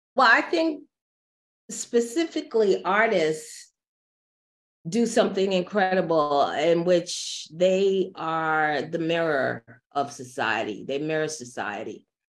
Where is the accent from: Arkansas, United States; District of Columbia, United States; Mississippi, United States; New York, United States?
New York, United States; born and raised New Yorker